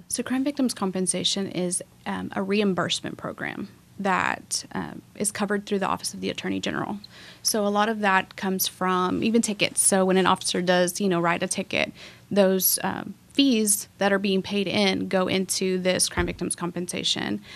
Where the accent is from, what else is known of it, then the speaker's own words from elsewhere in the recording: Waco, Texas, United States; also born or lived in Mexico; I was born in Mexico, but I grew up in Waco, graduated from La Vega